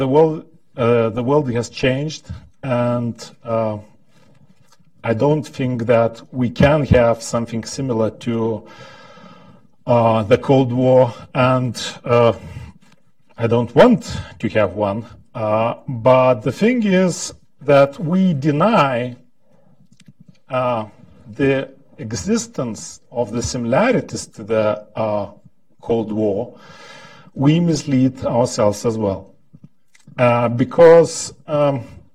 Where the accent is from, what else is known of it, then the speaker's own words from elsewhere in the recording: Lithuania; I'm from Lithuania